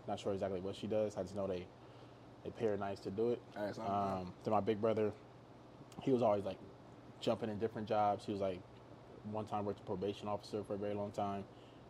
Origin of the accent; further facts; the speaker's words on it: Nigeria; less about just being Nigerian. I think it's the people we actually come from.